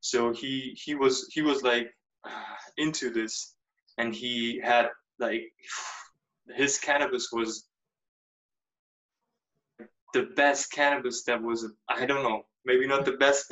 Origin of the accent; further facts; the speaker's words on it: Germany; moved away; also born or lived in United States; growing up in Germany, my parents come from Serbia